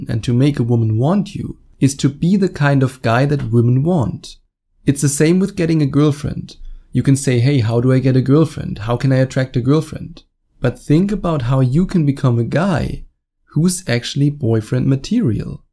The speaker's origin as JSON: {"language": "English", "country": "Germany", "tie": "born or raised there", "accent": "German", "second_language": "English", "said": "I was born and raised in Germany"}